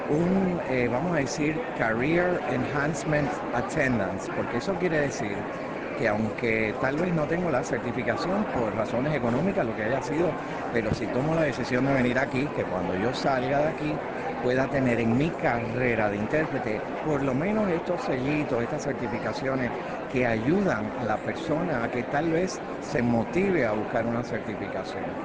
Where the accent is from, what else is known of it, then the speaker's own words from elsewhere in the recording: Puerto Rico; also born or lived in Cuba; now in Connecticut, United States; Yo soy de Puerto Rico porque me considero puertorriqueño de San, como decir, de corazón, pero soy cubano de nacimiento porque de Cuba pues llegamos a Puerto Rico. Vivo en Connecticut